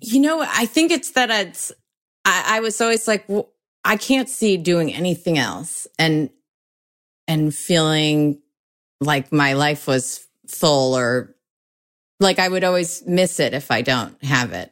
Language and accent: English; Oak Park, Illinois, United States; also born or lived in Springfield / Chicago; I grew up in Oak Park